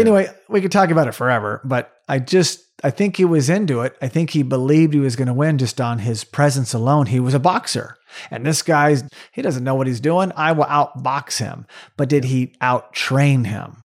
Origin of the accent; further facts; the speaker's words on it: Tulsa, Oklahoma, United States; my hometown of Tulsa, Oklahoma